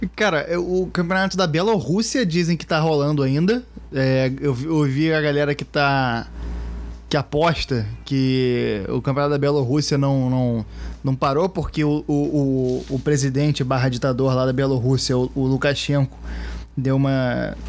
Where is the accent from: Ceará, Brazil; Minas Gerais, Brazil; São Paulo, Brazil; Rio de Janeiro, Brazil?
Rio de Janeiro, Brazil; como carioca, já vi muito campeonato carioca